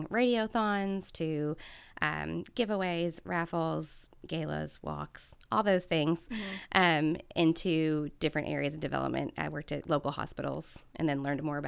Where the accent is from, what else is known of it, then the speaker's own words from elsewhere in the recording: Louisville, Kentucky, United States; I grew up here in Louisville.